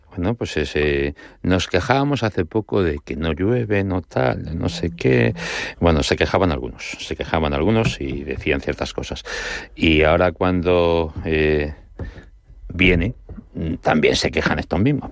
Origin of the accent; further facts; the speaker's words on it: Madrid, Community of Madrid, Spain; como de madrileño a madrileño